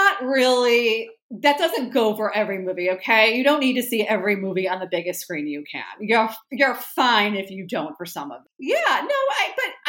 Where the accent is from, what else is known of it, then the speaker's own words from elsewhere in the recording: Farmington Hills, Michigan, United States; now in New York City, United States; I grew up in Farmington Hills, Michigan